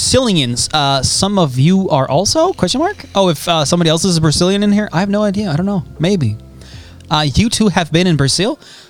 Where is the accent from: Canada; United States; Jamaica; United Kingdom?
United Kingdom; Scotland; I'm from Scotland.